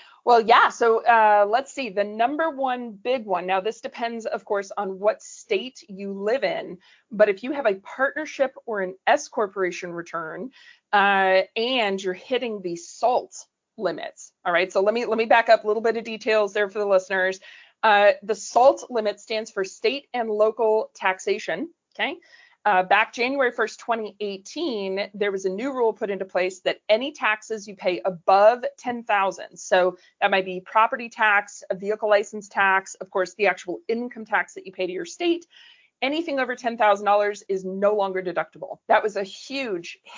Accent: Canada; moved away; I'm originally Canadian.

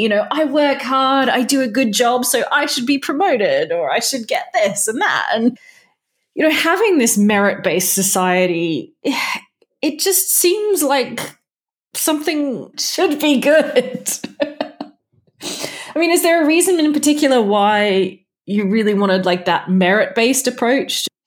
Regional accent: Perth, Western Australia, Australia; my hometown of Perth, Western Australia.

